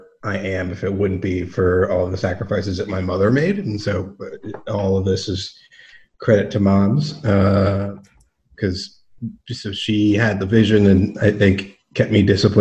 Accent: Chevy Chase, Maryland, United States; moved away as an adult; I grew up in Chevy Chase, Maryland, right outside of D.C.

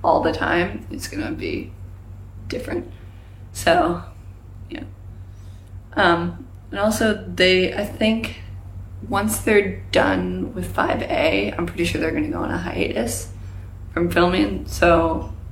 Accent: Pittsburgh, Pennsylvania, United States; I'm from Pittsburgh

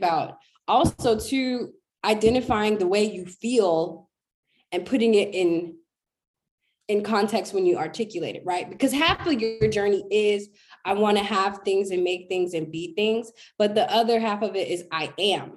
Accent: United States; an American Black girl

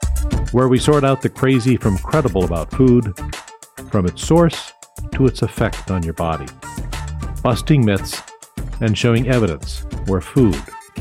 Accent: Ketchikan, Alaska, United States; I know, because I was born and raised in Ketchikan.

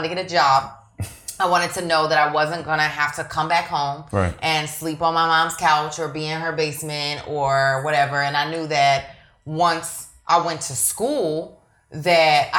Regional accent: Philadelphia, Pennsylvania, United States; now in California, United States; I'm from Philadelphia, Pennsylvania. I grew up there. I grew up between South and West Philadelphia

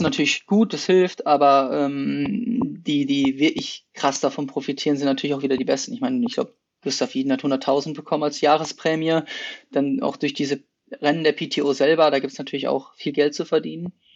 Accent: Essen, North Rhine-Westphalia, Germany; moved away as an adult; also born or lived in Potsdam / Bochum / Netherlands / Heidelberg; now in Hennef, Germany; ich komme ursprünglich aus Essen

